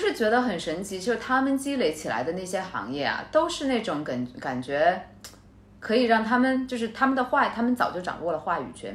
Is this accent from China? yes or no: yes; China; 中国人我们